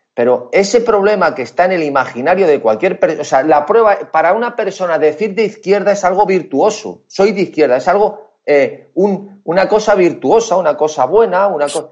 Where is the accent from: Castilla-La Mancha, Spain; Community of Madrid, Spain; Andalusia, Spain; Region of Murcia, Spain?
Community of Madrid, Spain; Madrid; Soy de Madrid, de Madrid